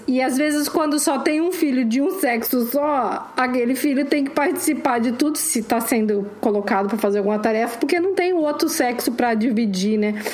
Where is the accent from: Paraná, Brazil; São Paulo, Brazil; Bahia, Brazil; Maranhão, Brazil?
Paraná, Brazil; Curitiba; eu sou de Curitiba mesmo, mas Curitiba é uma cidade bem provinciana